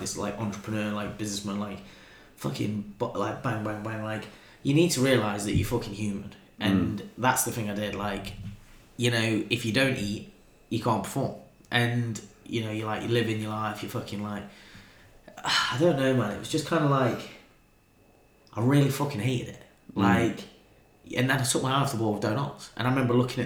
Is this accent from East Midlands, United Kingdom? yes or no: yes; Nottingham, East Midlands, United Kingdom; I'm a kid from Clifton